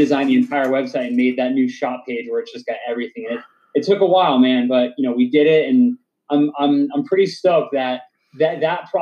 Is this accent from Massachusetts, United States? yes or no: yes; Dudley, Massachusetts, United States; also born or lived in Southbridge, Massachusetts; I grew up in Dudley and I still live in Dudley